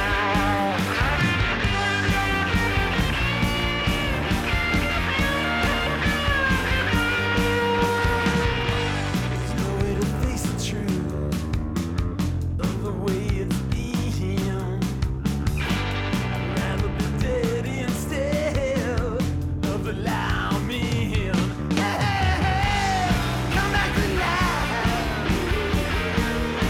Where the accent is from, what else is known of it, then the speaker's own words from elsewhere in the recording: St. Louis, Missouri, United States; my hometown of St. Louis, Missouri